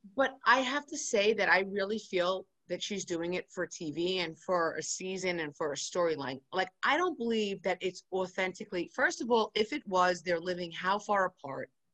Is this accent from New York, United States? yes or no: yes; New York City, New York, United States; I'm from New York City, I live in Queens